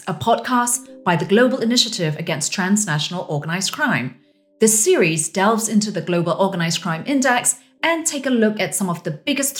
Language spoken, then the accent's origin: English; Myanmar; Myanmar. Incidentally, my home country.